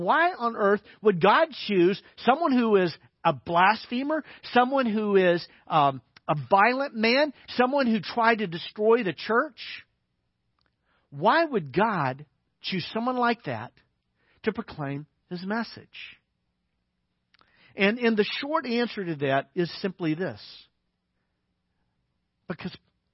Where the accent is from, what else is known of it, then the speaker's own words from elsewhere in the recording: Little Rock, Arkansas, United States; moved away; I grew up in Little Rock, Arkansas